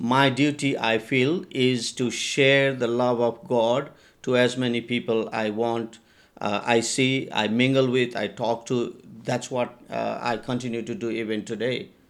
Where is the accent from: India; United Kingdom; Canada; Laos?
India; now in Nepal; I was taken to India in an orphanage, and that's where I grew up and had my education, um, in India.